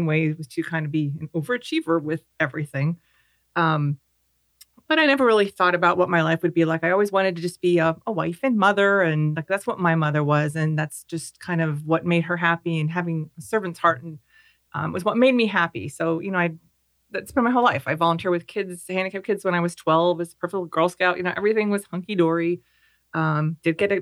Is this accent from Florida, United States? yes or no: no; Pennsylvania, United States; now in Clermont, United States; I am from Pennsylvania. I was raised in a family with 4 children.